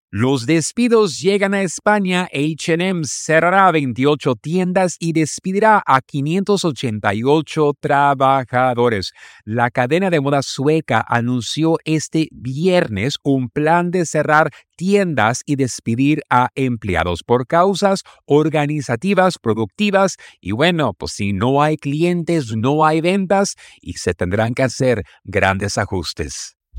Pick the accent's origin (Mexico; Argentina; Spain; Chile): Mexico; nuestro querido México